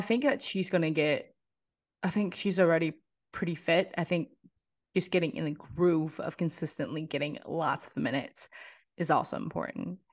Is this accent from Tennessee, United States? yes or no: yes; Tennessee, United States; coming from living, growing up in Tennessee